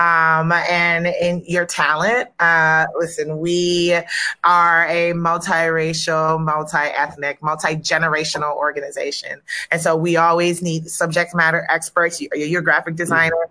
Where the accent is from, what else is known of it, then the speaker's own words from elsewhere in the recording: the South, United States; I'm a Southerner. I'm a Southern girl